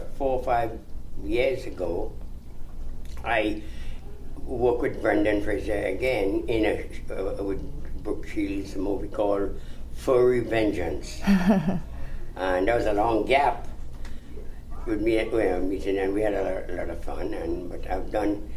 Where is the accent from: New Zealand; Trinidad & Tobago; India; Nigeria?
Trinidad & Tobago; also born or lived in Toronto, Canada; now in Los Angeles, United States; originally, I'm from Trinidad in the Caribbean